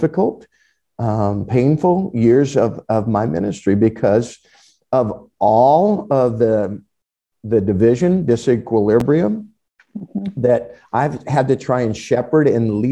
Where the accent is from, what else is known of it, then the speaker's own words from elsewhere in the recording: United States; evangelical American Christians